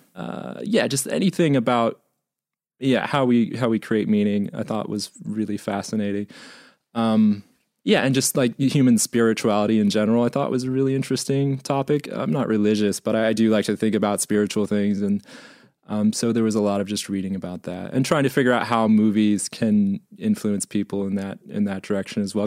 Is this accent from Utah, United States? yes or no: no; Missouri, United States; growing up in Missouri